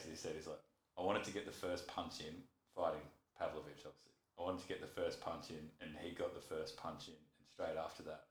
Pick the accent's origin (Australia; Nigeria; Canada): Australia; being Australian